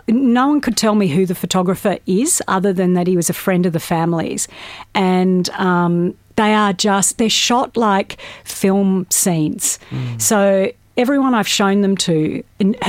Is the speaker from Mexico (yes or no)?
no; Australia; growing up in Australia